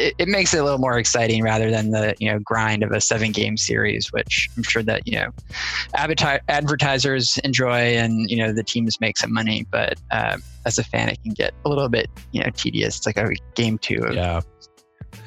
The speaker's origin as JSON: {"language": "English", "area": "outside Chicago", "region": "Illinois", "country": "United States", "tie": "born or raised there", "moved": "yes", "said": "I grew up outside Chicago"}